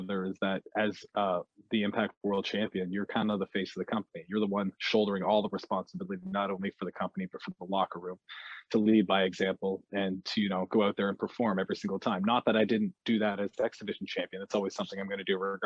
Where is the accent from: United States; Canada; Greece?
Canada; being a Canadian wrestler